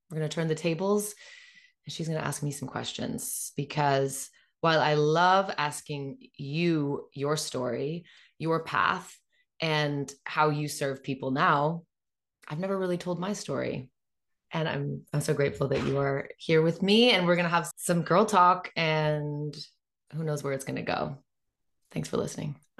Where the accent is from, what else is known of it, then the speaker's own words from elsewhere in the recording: Northern California, United States; moved away as an adult; now in Portugal; I'm from Northern California, it's freezing cold